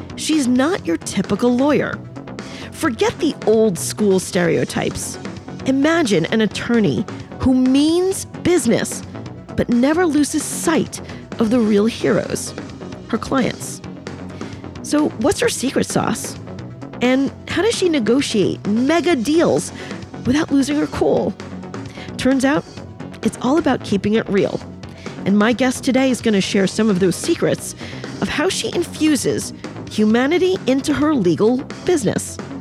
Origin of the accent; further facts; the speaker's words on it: New York City, New York, United States; I'm Chinese and, and I grew up in the boroughs of New York